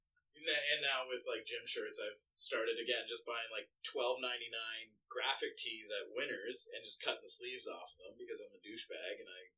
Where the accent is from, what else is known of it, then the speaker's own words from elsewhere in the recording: United Kingdom; Because I am so British that, like... Mm. I'm clear. Like, I'm a shade above clear.